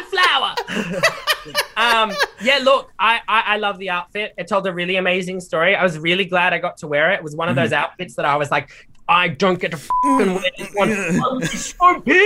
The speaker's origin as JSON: {"language": "English", "town": "Canberra", "region": "Australian Capital Territory", "country": "Australia", "tie": "born or raised there", "said": "growing up in Canberra, I lived through the really horrific bushfires that happened there"}